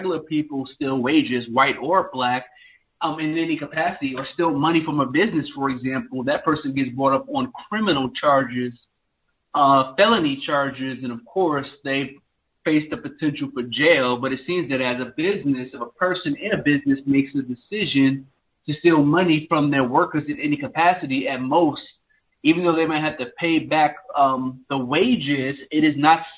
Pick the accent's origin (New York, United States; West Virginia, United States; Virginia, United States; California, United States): New York, United States; New York City; now in South Carolina, United States; I'm from New York City, which is where I was born and raised, or maybe I should just say I'm from where I currently live right now in South Carolina